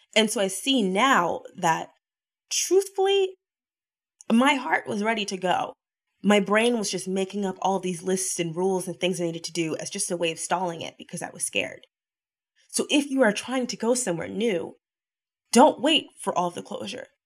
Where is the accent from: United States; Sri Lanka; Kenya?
United States; the South; now in Los Angeles, United States; I'm from the South.